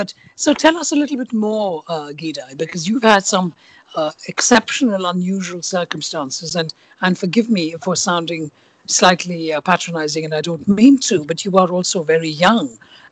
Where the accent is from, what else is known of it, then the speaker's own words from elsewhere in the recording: India; now in London, United Kingdom; So they say, where are you from? And I have lived in London for 30 years, but instinctively my answer is always India.